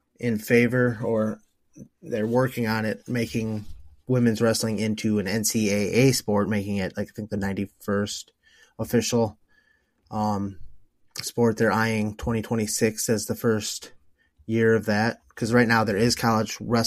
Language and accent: English; Decorah, Iowa, United States; My hometown of Decorah